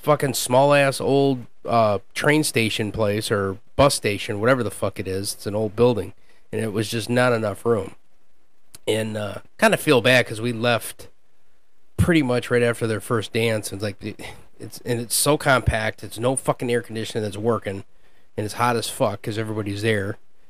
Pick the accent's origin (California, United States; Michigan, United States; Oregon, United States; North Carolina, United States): Michigan, United States; Bay City; I'm from Bay City.